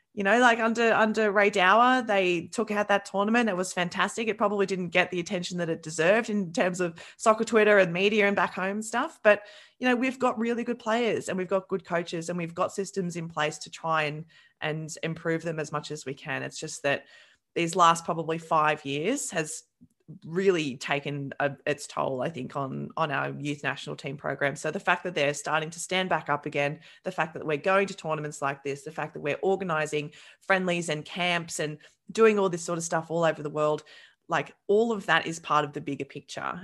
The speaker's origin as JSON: {"language": "English", "region": "New South Wales", "country": "Australia", "said": "I'm from New South Wales"}